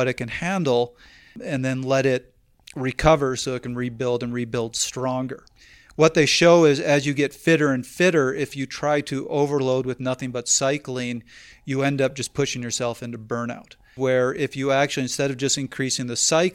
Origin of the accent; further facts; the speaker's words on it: Canada; I'm Canadian